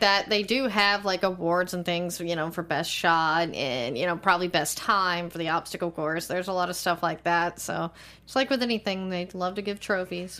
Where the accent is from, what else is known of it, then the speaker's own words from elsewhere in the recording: Texas, United States; I'm from Texas. We put hot sauce on everything, including eggs